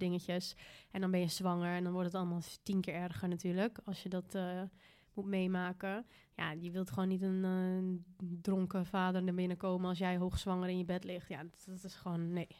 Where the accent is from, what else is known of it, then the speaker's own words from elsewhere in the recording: Bergen, Netherlands; moved away; Bergen, waar ik vandaan kwam, kom